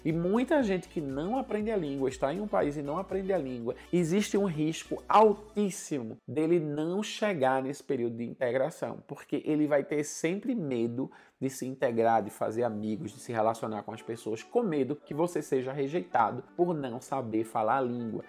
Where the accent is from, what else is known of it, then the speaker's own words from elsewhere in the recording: Recife, Pernambuco, Brazil; moved away as an adult; now in Senegal; lá na cidade do Recife, de onde eu venho